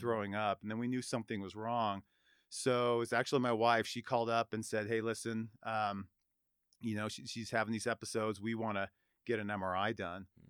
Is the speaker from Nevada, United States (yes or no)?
yes; Reno, Nevada, United States; born and raised in Reno